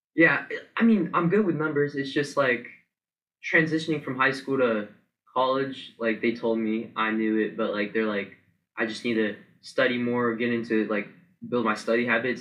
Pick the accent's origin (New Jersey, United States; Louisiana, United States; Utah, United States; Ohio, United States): Ohio, United States; Powell; also born or lived in Dublin, Ohio; I'm from Powell, Ohio.